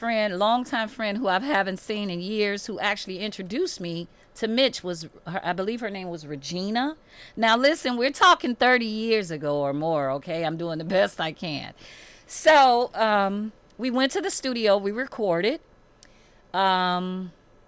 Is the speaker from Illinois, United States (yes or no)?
yes; Chicago, Illinois, United States; also born or lived in Belzoni, Mississippi; we came to Chicago when I was very young